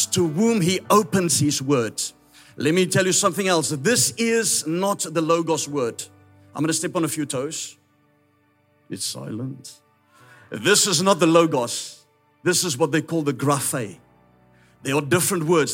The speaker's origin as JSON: {"language": "English", "country": "South Africa", "accent": "Afrikaans", "first_language": "Afrikaans", "second_language": "English", "said": "I'm Afrikaans, that's why my accent is a little bit strange."}